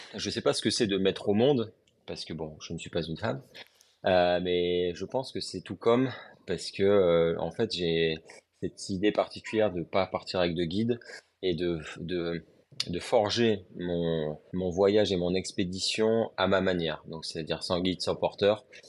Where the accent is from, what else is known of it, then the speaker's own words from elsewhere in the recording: Lille, Hauts-de-France, France; now in Montpellier, France; je suis originaire de Lille.